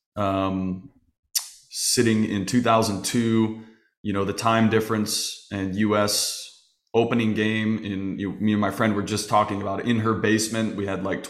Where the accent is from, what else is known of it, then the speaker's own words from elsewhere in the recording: Phoenix, Arizona, United States; my growing up in Phoenix